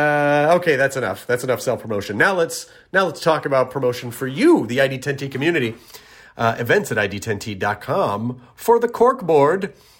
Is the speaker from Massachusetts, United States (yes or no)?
yes; Boston, Massachusetts, United States; now in Los Angeles, United States; I'm a nerd from Boston living in Los Angeles. Two cities, one girl.